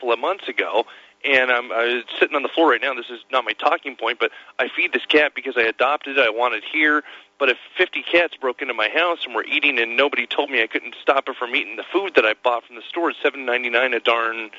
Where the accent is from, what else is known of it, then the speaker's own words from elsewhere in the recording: Southern California, United States; I'm from Southern California. I've seen the fence. I've lived there